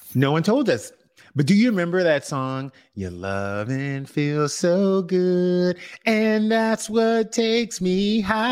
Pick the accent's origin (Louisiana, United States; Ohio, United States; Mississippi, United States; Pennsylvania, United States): Louisiana, United States; moved away as an adult; also born or lived in Los Angeles; when I was growing up in Bridge, Louisiana